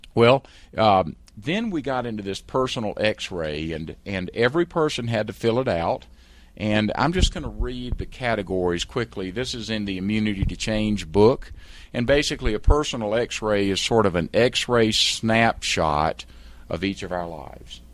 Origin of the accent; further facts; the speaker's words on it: South Carolina, United States; accent: South Carolina; moved away as an adult; also born or lived in San Francisco; I was a trial lawyer in South Carolina. I'm sure you can tell by my accent.